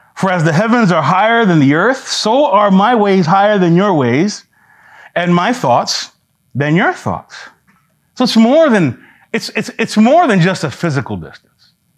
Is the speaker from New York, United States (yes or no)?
yes; New York City, New York, United States; I'm from New York City